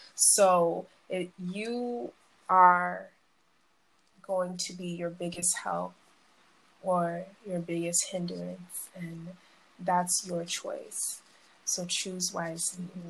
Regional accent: Boston, Massachusetts, United States; also born or lived in Brooklyn, New York; I was about nine, 10, I moved to Massachusetts. I moved to Mattapan

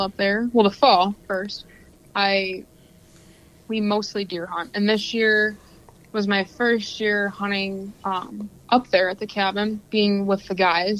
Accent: Metamora, Michigan, United States; also born or lived in Oxford, Michigan; now in Lapeer, United States; primarily I grew up in Metamora.

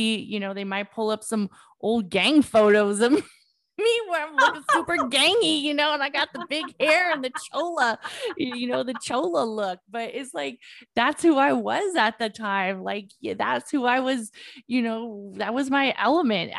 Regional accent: Oakland, California, United States; I grew up in Oakland. They knew I grew up in Oakland

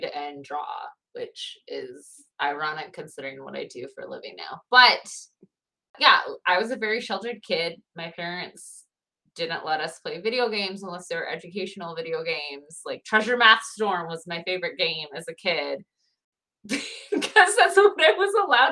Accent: Niles, Michigan, United States; accent: Midwestern; I grew up in a small town called Niles, Michigan

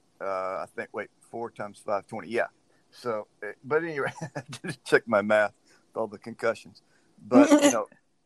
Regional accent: Louisiana, United States; I grew up in Louisiana

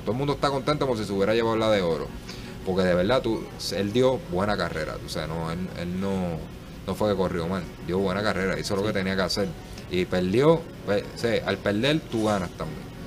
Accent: Puerto Rico

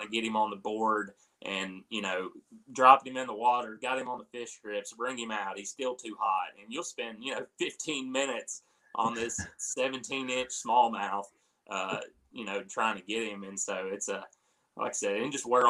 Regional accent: North Carolina, United States; moved away; growing up in North Carolina

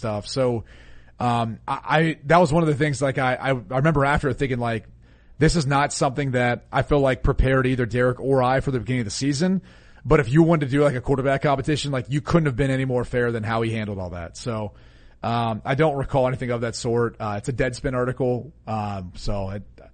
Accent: Columbus, Ohio, United States; I'm from the Columbus area

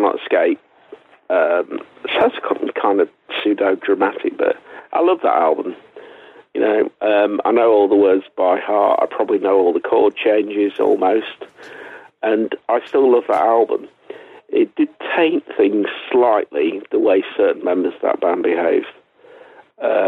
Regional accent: England, United Kingdom; I'm an English writer

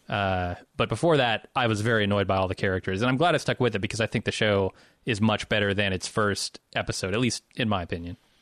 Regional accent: Midwest, United States; also born or lived in Chicago; I'm from the Midwest

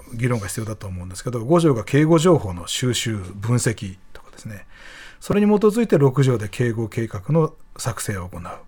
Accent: Nishinomiya, Hyogo, Japan; now in Tokyo, Japan; ふるさとの兵庫県西宮市が阪神・淡路大震災で被災しまして

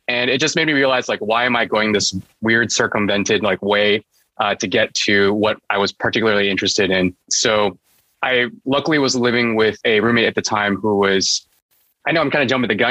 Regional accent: San Jose, California, United States; also born or lived in Taiwan; And in the US, yeah, I grew up in San Jose, which is in California.

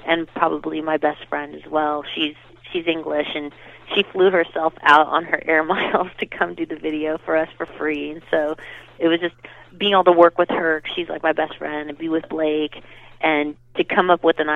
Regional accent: Southern California, United States; growing up in California, it's fun because you can go up to Big Bear

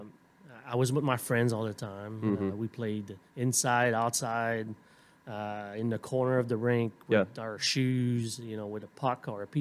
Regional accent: Montreal, Quebec, Canada; born or raised there; accent: French Canadian; moved away

